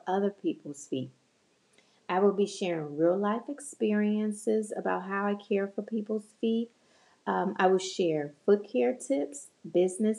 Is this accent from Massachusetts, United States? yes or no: no; Chicago, Illinois, United States; now in North Dallas, United States; I was born and raised in Chicago